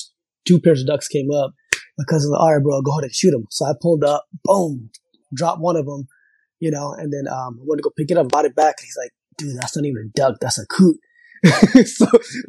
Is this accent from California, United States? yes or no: yes; Southern California, United States; also born or lived in Pakistan; growing up in California is such a melting pot of diversity of ethnicity.